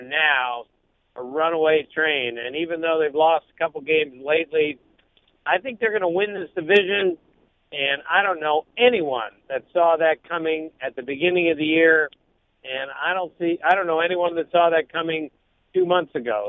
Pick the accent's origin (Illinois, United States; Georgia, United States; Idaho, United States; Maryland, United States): Maryland, United States; I'm from Maryland